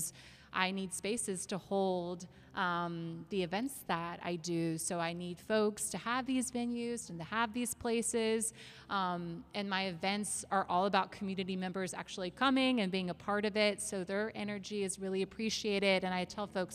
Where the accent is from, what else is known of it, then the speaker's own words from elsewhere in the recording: Charlotte, North Carolina, United States; I am from Charlotte originally, and when I first moved back